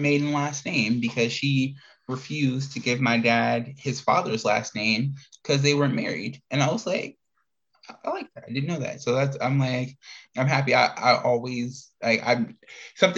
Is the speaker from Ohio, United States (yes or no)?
no; Indiana, United States; now in Arizona, United States; growing up in Indiana, then leave Indiana and run into Arizona, and I've been here ever since